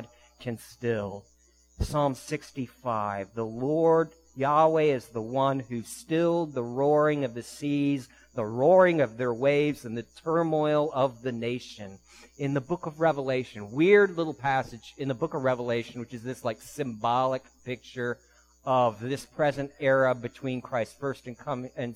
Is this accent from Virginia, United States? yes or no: yes; D.C., Northern Virginia suburbs of Washington, United States; I was raised in an urban area, Northern Virginia suburbs of D.C.